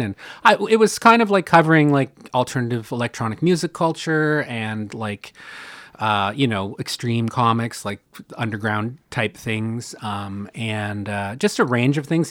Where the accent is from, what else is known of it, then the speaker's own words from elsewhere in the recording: Canada; a Canadian